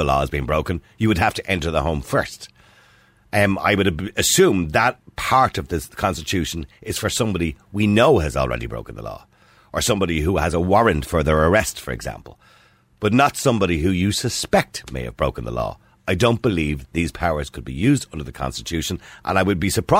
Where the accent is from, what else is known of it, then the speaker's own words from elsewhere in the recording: Ireland; We're Irish